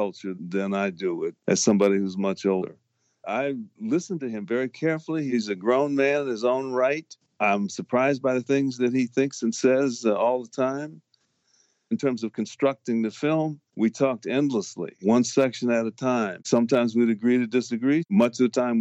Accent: Harvey, Illinois, United States; I grew up in Chicago, the town I grew up in, Harvey, Illinois, right off the south side of Chicago

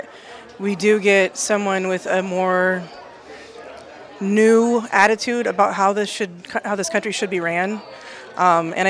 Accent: Council Bluffs, Iowa, United States; I'm from Council Bluffs, Iowa.

